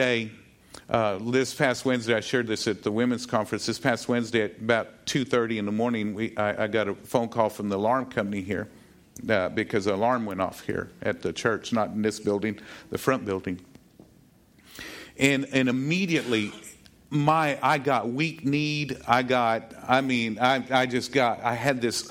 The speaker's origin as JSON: {"language": "English", "region": "Texas", "country": "United States", "said": "I'm a Texan"}